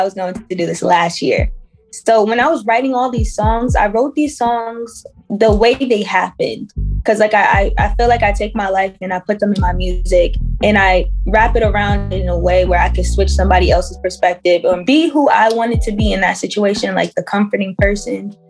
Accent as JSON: {"language": "English", "region": "Pennsylvania", "country": "United States", "tie": "born or raised there", "said": "I grew up in Pennsylvania, but my culture, my background is Trinidadian."}